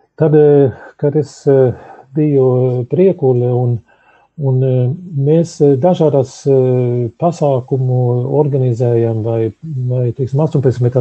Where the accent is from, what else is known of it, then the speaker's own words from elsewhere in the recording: Sweden; now in Latvia; Es uzaugu Zviedrijā